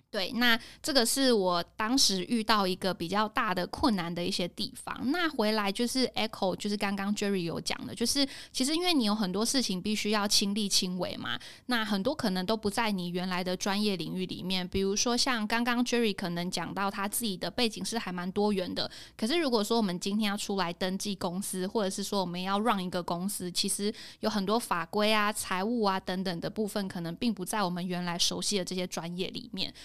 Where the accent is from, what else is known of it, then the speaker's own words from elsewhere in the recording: Hsinchu, Taiwan; moved away as an adult; now in Taipei, Taiwan; 我是新竹人